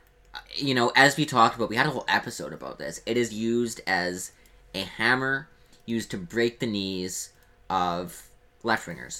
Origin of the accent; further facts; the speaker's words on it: Canada; I'm Canadian